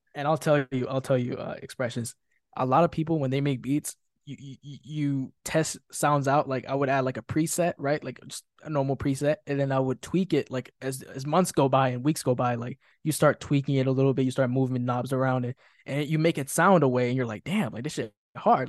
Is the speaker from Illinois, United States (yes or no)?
yes; Chicago, Illinois, United States; I was born and raised in Chicago, Illinois